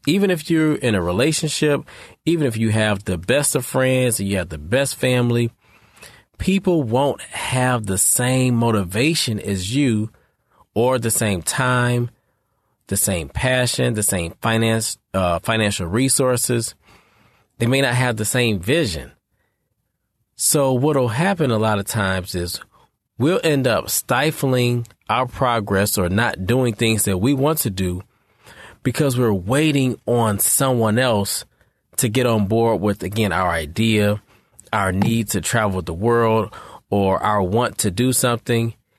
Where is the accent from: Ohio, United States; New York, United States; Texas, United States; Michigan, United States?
Michigan, United States; Detroit; I'm from Detroit